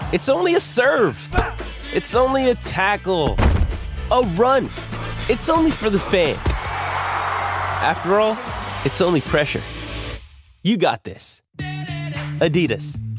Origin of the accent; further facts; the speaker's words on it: Indianapolis area, United States; my hometown